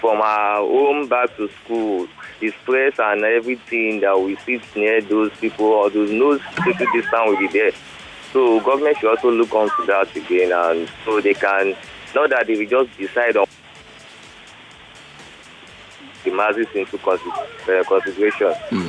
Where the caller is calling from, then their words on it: Ajegunle, Lagos, Nigeria; I'm calling from Ajegunle.